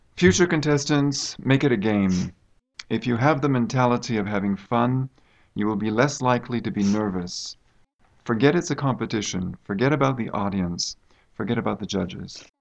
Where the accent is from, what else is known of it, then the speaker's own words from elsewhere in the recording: United States; moved away as an adult; now in China; I come from the United States